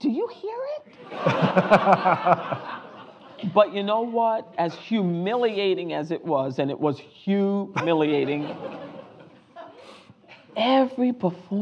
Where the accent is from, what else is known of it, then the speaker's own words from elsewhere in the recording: Rhode Island, United States; came out of Rhode Island, my hometown